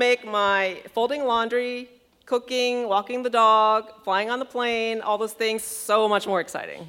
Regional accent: Thailand; now in Columbus, United States; And I grew up in Thailand.

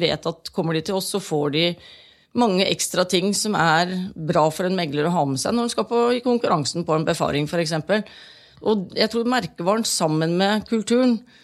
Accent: Halden, Østfold, Norway; Jeg kommer jo selv fra Halden

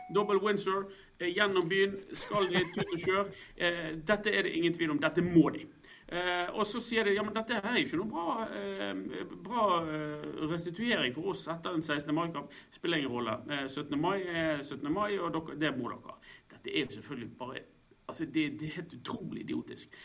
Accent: Stril, Vestland, Norway; jeg er faktisk ikke bergenser. Jeg er en bergenser noen ganger jeg føler for det, men aller helst er jeg utenfor havet, ute på en, eh, på en øy utenfor. Jeg er stril

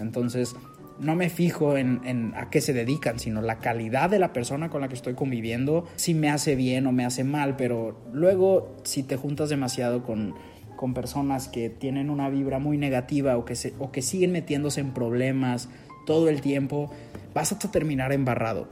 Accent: Monterrey, Nuevo León, Mexico; yo soy regio, soy de Monterrey

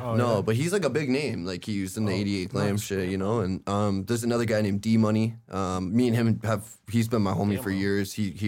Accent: Pickering, Ontario, Canada; growing up in Pickering was good. It was just like regular shit. Oh, you know what I mean? And then I moved away from there when I was like 19, 20. But I grew up there mostly.

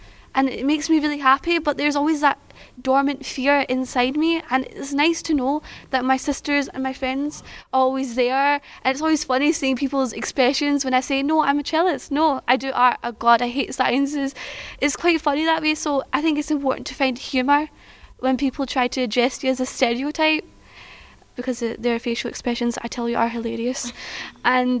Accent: Pakistan; now in United Kingdom; I'm an Asian, I'm Muslim, and I come from Pakistan

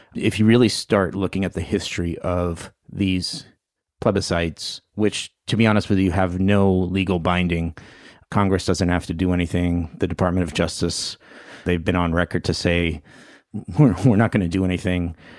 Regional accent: Puerto Rico

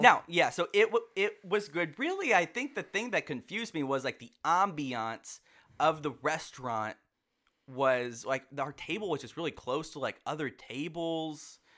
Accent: Texas, United States; we are from Texas

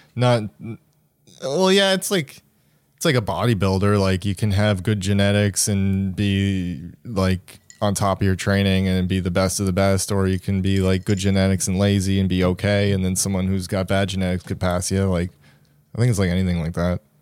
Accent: Sydney, Nova Scotia, Canada; moved away; Sydney, my hometown

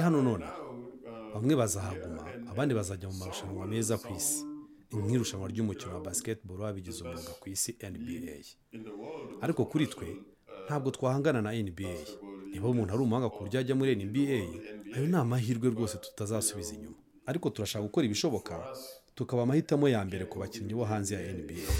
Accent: London, United Kingdom; moved away as an adult; also born or lived in Ghana / United States / Japan / Spain; natangiye mfite imyaka cumi n'itanu muri londres nkina muri Brixton

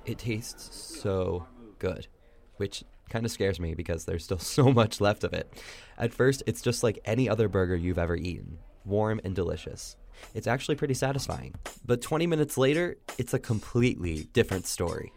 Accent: Indiana, United States; born or raised there

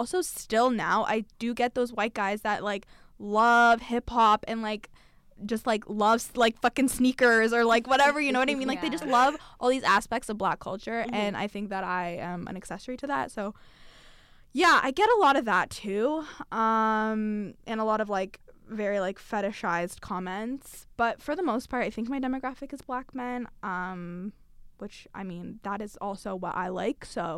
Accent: London, United Kingdom; we grew up in London. Amal actually grew up in London too.

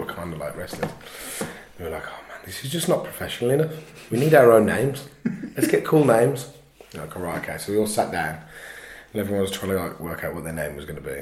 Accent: Midlands, United Kingdom; also born or lived in Luton / London; I'm from the Midlands

